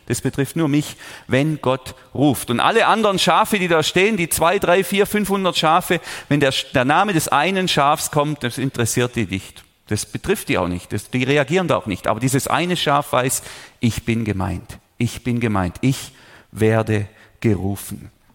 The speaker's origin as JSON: {"language": "German", "town": "Überlingen", "region": "Baden-Württemberg", "country": "Germany", "tie": "born or raised there", "said": "Ich bin hier aufgewachsen in der Region"}